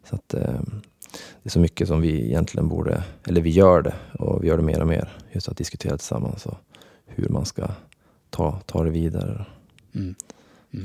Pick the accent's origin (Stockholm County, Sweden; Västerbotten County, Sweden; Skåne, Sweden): Västerbotten County, Sweden; Skellefteå; jag föddes upp i Skellefteå